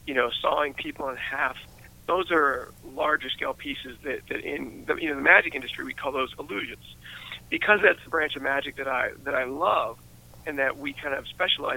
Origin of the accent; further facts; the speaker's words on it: West Mifflin, Pennsylvania, United States; I am completely a product of growing up in West Mifflin and coming from Pittsburgh